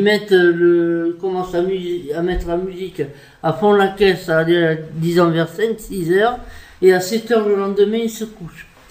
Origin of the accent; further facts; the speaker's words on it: France; je suis française, ok. Je m'estime 100% française